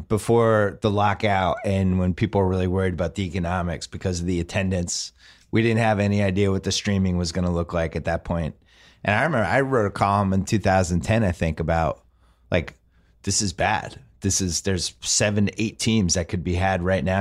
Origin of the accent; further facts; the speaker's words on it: Boston, Massachusetts, United States; moved away as an adult; now in Los Angeles, United States; I'm from Boston. We had Celtics season tickets forever